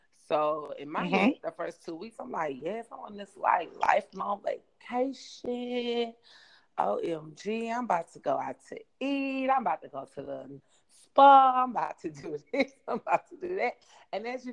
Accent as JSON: {"language": "English", "region": "the South", "country": "United States", "tie": "born or raised there", "moved": "as an adult", "said": "growing up in the South, in America"}